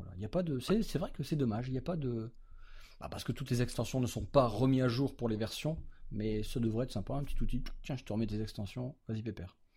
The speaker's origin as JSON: {"language": "French", "country": "France", "said": "chez nous en France"}